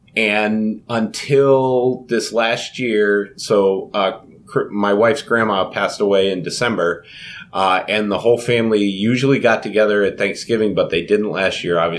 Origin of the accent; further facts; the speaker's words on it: Louisiana, United States; as we call it growing up in Louisiana, pecan pie.